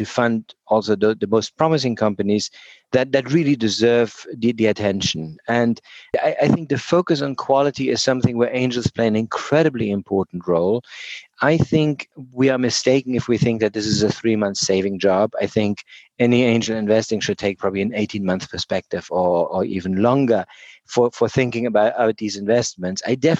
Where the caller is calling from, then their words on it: Oxford, South East England, United Kingdom; I am calling in from Oxford, England. I spend a significant amount of time in British Columbia and work very closely with NACO.